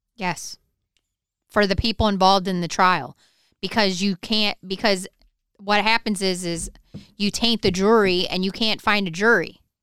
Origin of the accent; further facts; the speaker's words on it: Michigan, United States; moved away; I grew up in Michigan